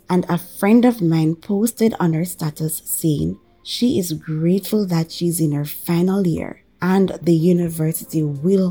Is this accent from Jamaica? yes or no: yes; Jamaica; I am from Jamaica